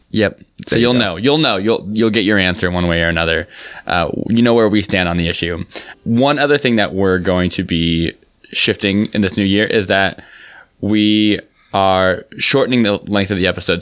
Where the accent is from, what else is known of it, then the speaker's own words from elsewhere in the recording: New York City, New York, United States; I'm from New York.